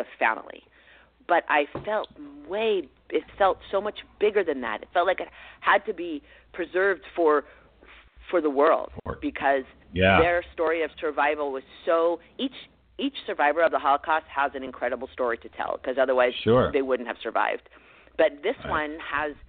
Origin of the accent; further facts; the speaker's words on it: Mercer Island, Washington, United States; I grew up in Seattle, in a suburb of Seattle, Mercer Island, to be exact